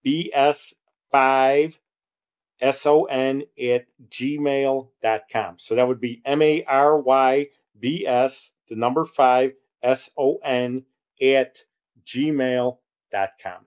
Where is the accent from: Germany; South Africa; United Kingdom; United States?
United States; Chicago, Illinois; I was born in Chicago